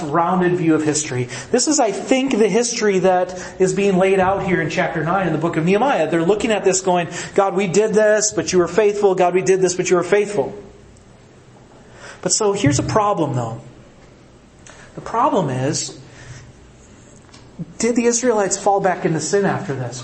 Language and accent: English; Midwest, United States; I'm from the Midwest